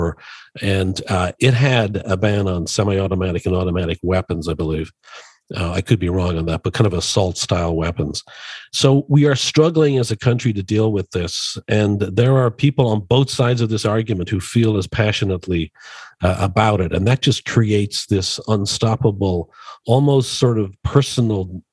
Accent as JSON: {"language": "English", "town": "Dublin", "region": "Leinster", "country": "Ireland", "tie": "born or raised there", "moved": "yes", "lives_now": "Chicago, United States", "said": "I was born and raised in Dublin, Ireland"}